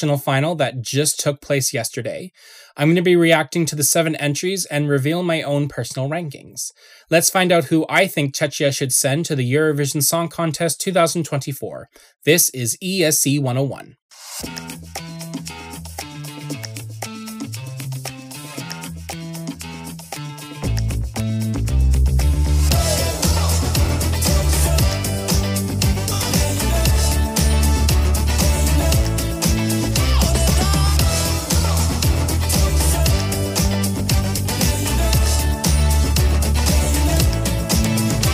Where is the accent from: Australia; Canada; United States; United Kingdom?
Canada; as a Canadian